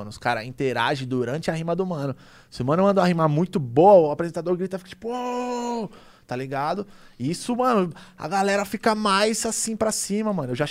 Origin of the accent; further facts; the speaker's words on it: São Paulo, Brazil; Eu, eu vim do Grajaú, mano. Eu morava perto do terminal Grajaú.